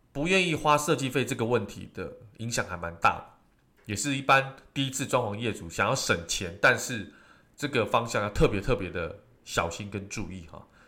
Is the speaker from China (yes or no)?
no; Taiwan; 尤其我们台湾人喜欢吃火锅